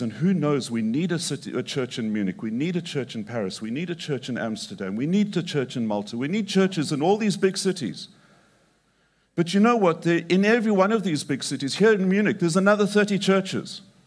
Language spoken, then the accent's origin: English; Zimbabwe; moved away; also born or lived in Mongolia; I grew up in Zimbabwe and I grew up on a cattle ranch